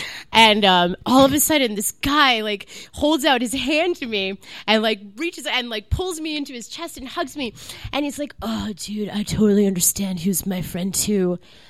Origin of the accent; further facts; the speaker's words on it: New York, United States; I grew up in New York.